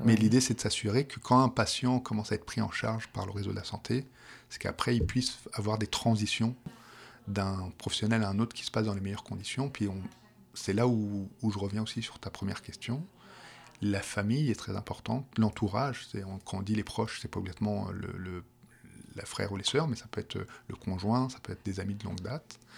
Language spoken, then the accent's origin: French; Paris, Île-de-France, France; accent: petit accent français de Paris; moved away as an adult; now in Quebec, Canada; j'ai un petit accent français qui, vient de Paris